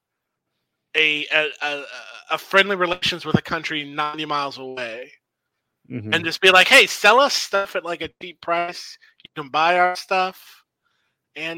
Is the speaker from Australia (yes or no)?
no; United States; I as an American